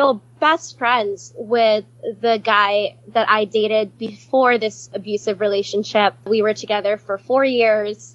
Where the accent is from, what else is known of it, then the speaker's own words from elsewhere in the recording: Hawaii, United States; moved away as an adult; also born or lived in California / Kenya; I was born and raised in Hawaii. The first time I left Hawaii to live somewhere else was for undergrad